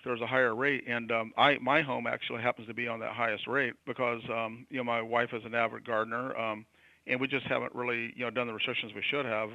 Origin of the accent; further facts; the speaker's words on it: California, United States; as a Californian, I'm in the Bay Area, uh, San Francisco Bay Area